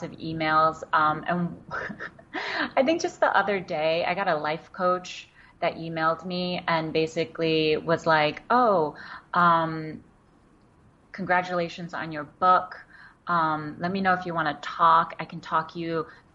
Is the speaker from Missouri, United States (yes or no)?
no; New York City, New York, United States; English is a second language; also born or lived in China; I grew up in Queens in New York